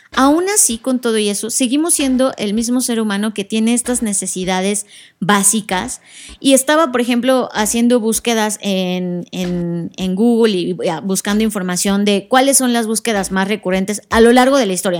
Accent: Mexico; nosotros como mexicanos

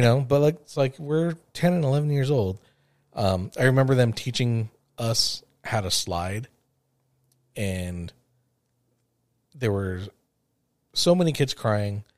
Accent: Los Angeles, California, United States; growing up in the San Fernando Valley

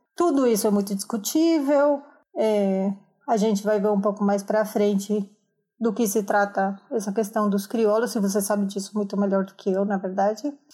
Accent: Colombia; Portuguese is a second language; moved away as an adult; now in São Paulo, Brazil; Sou colombiana, moro em São Paulo faz muito tempo já, 11, não, 9 anos

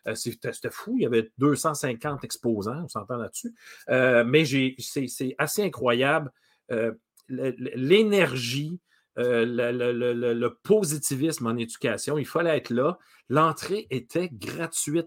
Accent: Rimouski, Quebec, Canada; now in Montreal, Canada; moi, je viens de Rimouski

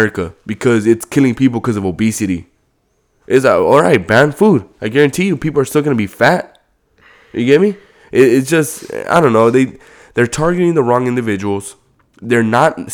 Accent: Compton, California, United States; I grew up in Compton

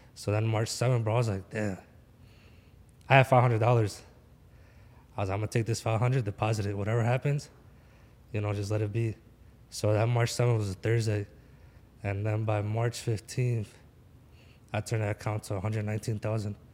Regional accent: Philadelphia, Pennsylvania, United States; I'm from Philly

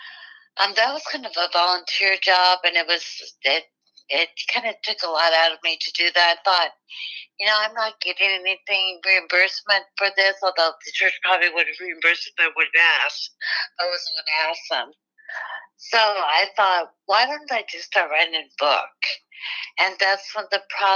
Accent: Midwest, United States; I was born in the Midwest on a farm

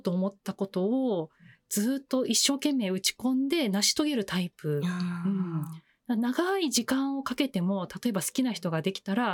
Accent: Chiba, Japan; 平成6年6月22日の、はい、えっと、朝生まれて、千葉出身です。

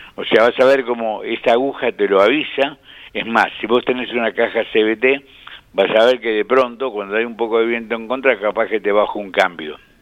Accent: Pehuajó, Buenos Aires Province, Argentina; moved away; Y si vos vivís en Peguajó, mi pueblo de crecimiento, de nacimiento y y primeros años

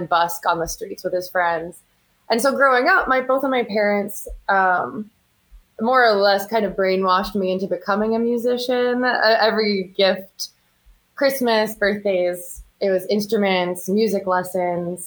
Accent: New York, United States; moved away as an adult; now in New Orleans, United States; I'm from New York, but I'm currently living in New Orleans.

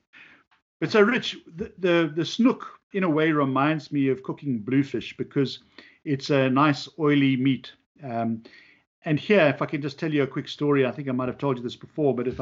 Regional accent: South Africa; now in Long Island, United States; I'm from South Africa

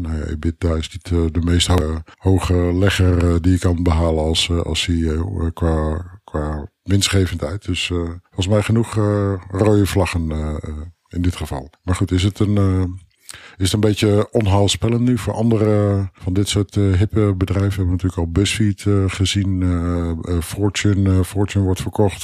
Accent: Netherlands; Als Nederlander

